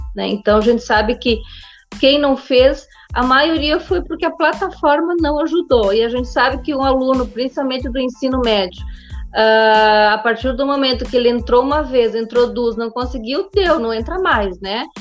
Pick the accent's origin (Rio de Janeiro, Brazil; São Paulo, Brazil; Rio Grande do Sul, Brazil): Rio Grande do Sul, Brazil; Espumoso; eu me criei no interior, no interior do município, venho lá do município de Espumoso